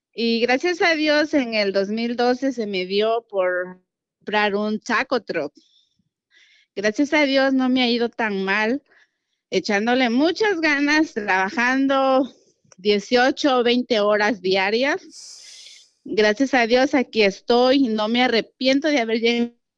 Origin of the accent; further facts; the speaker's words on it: Guerrero, Mexico; now in Houston, United States; soy de Guerrero, Atlapa Guerrero